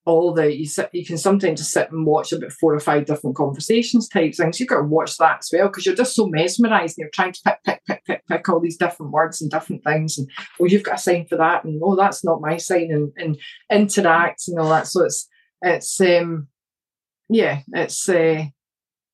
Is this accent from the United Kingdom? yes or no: yes; Scotland, United Kingdom; Now, I'm Scottish